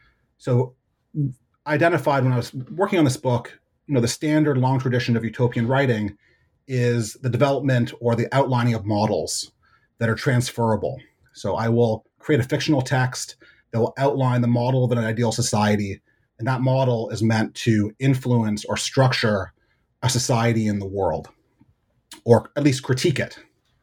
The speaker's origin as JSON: {"language": "English", "town": "Hamilton", "region": "Ontario", "country": "Canada", "tie": "born or raised there", "also_born_or_lived": "Montreal, Canada", "moved": "as an adult", "lives_now": "United States", "said": "So I grew up in Hamilton, Ontario, and I went to college at McGill in Montreal. And I moved to the United States to do my graduate work at the University of Chicago."}